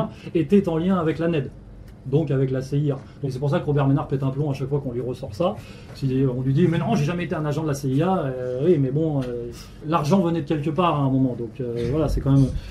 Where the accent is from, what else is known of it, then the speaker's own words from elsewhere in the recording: France; en tant que Français